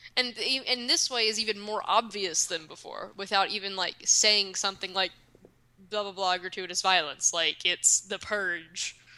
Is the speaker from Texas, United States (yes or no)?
no; Kentucky, United States; I'm from Kentucky. That's where I live.